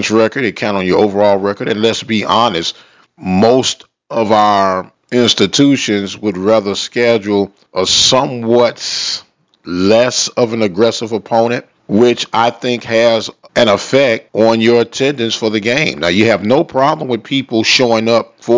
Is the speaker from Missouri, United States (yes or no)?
yes; St. Louis, Missouri, United States; moved away; I am from St. Louis, Missouri